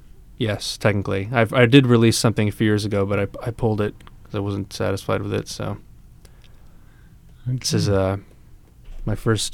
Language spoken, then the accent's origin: English; Connecticut, United States; now in Saco, United States; Saco. I'm in Saco. I'm not from Saco. I'm from Connecticut originally, but I'm in Saco now.